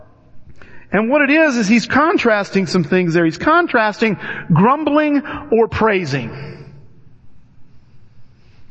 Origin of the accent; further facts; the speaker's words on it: Alton, Illinois, United States; I grew up in Alton, Illinois